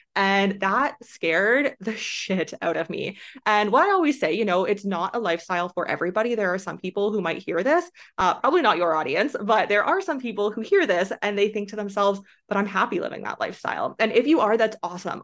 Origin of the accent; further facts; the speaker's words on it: Canada; moved away as an adult; also born or lived in China; I am from Canada